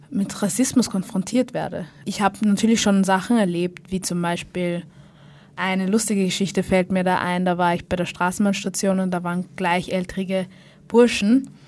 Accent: Vienna, Austria; born there; Ich bin in Österreich geboren, ja. In Wien, ja.

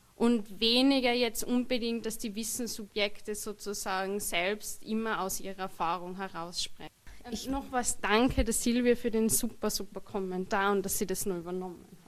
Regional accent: Austria; ich sozusagen Mehrheitsösterreicher bin, Österreicherin bin

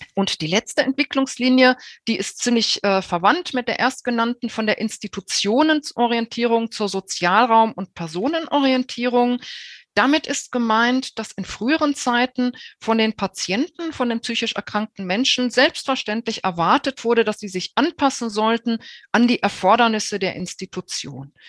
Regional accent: Germany; bei uns in Deutschland

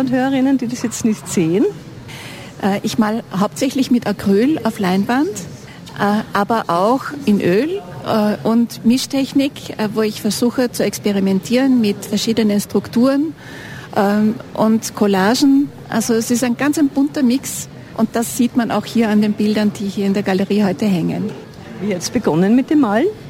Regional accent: Vienna, Austria; moved away as an adult; also born or lived in Sweden; now in Ennstal, Austria; lebe seit 2009 hier im Enstal, bin vorher in Wien groß geworden, geboren in Schweden

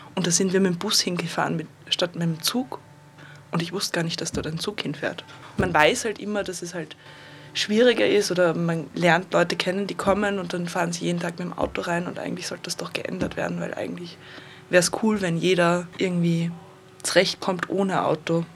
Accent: Vienna, Austria; now in Linz, Austria; komme aber ursprünglich aus Wien

